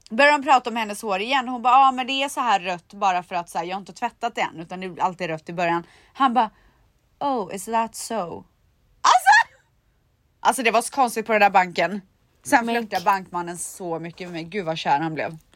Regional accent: Sweden; Men jag är en svensk kvinna.

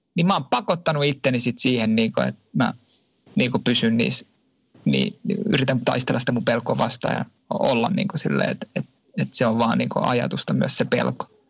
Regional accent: Finland; moved away as an adult; now in France; Mä oon Suomesta lähtenyt

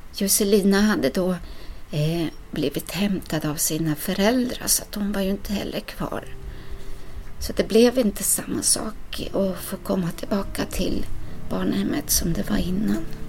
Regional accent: Sweden; also born or lived in Ecuador; Jag ville vara så svensk som jag bara kunde få bli

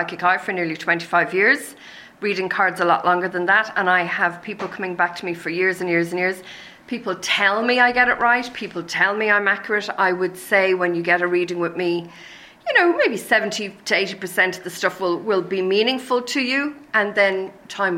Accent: Ireland; being Irish, we're actually quite an ancient race

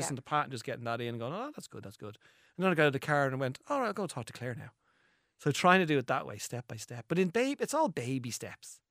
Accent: Ireland; as Irish people

